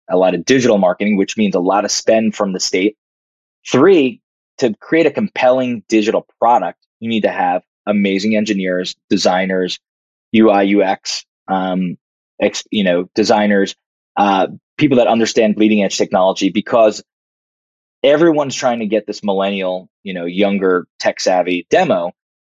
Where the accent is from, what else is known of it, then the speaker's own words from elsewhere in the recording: New Jersey, United States; also born or lived in Greenpoint, Brooklyn, New York; He moved us out to Jersey